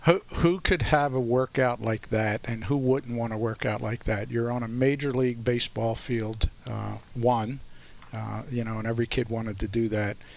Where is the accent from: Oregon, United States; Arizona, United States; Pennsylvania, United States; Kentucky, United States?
Pennsylvania, United States; Philadelphia; I grew up here in South Philly